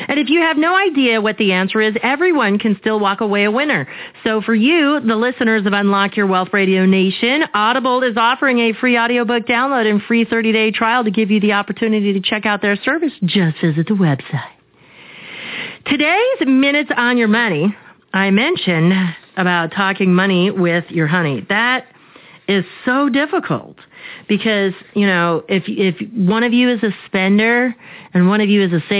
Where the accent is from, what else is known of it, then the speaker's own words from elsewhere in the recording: Arizona, United States; I grew up here in Arizona